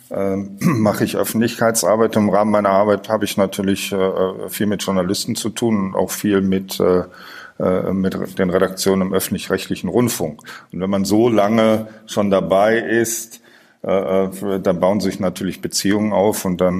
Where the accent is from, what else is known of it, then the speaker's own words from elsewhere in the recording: Bingen, Rhineland-Palatinate, Germany; dann komme ich ja aus Bingen, das ist ja, hat's ja selber gesagt, in der Nähe von Mainz.